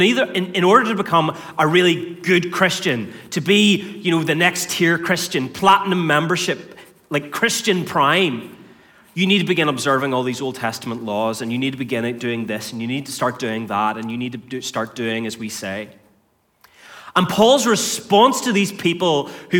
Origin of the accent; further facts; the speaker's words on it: North Antrim, Northern Ireland, United Kingdom; I grew up on a farm in North Antrim